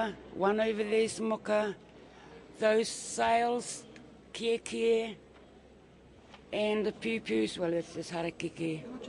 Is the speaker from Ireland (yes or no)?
no; Papua New Guinea; moved away as an adult; now in New Zealand; I came here from New Guinea over 20 years ago.